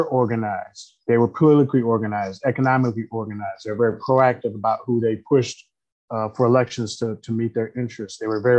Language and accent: English; Detroit, Michigan, United States; I grew up in Detroit, Michigan, on the east side of Detroit